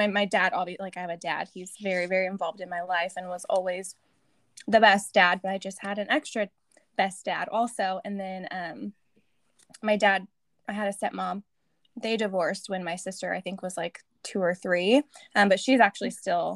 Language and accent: English; Eureka, California, United States; also born or lived in Arizona; I was born in Northern California, a little coast town, Humboldt County, Eureka, California